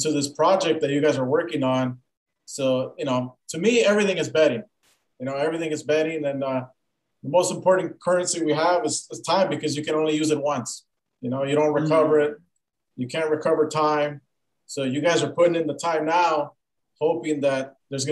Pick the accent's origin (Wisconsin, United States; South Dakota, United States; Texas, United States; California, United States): California, United States; Los Angeles; moved away; I was born and raised in Pacoima.